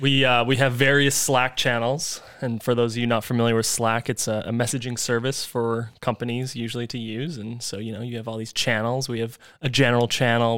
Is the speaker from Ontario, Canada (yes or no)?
no; North Vancouver, British Columbia, Canada; I am from North Vancouver, British